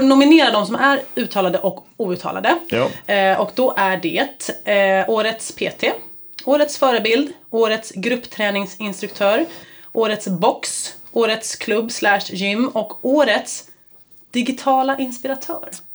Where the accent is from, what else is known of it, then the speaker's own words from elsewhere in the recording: Stockholm, Stockholm County, Sweden; jag bodde på Kungsholmen, och jag är uppväxt i Vasastan